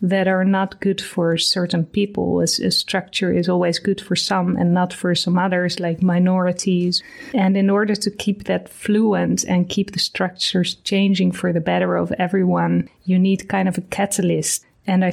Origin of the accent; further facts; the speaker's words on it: Amsterdam, North Holland, Netherlands; I'm from Amsterdam